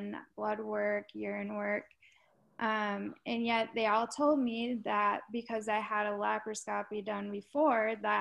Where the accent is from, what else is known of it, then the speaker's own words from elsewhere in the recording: Minnesota, United States; I was born in Minnesota